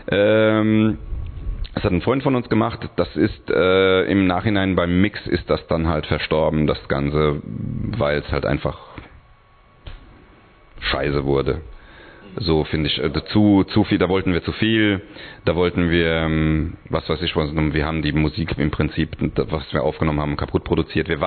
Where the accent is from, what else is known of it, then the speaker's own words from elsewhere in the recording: Hungary; German is a second language; vielleicht liegt es auch daran, dass es für mich eigentlich nicht meine Muttersprache ist, weil ich auch un aus Ungarn bin und Deutsch erlernt habe.